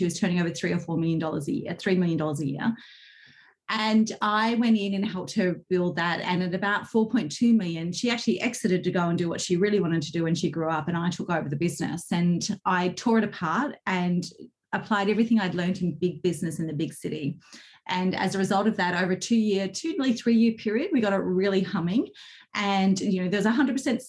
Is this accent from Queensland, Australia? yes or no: yes; Queensland, Australia; moved away as an adult; also born or lived in Victoria, Australia; I moved from Queensland to Victoria in Australia, which in Australian terms is a long way